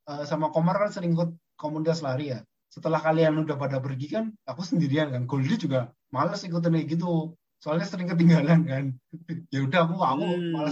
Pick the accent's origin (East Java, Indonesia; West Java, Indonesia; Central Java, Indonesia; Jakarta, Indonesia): Central Java, Indonesia; Borobudur Marathon adalah suatu momen kebanggaan untuk rakyat Jawa Tengah ya saya sebagai warga Jawa Tengah turut bangga